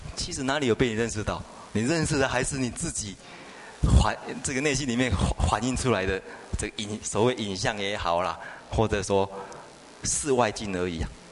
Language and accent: Chinese; China; 比较对我们中国人来讲比较容易懂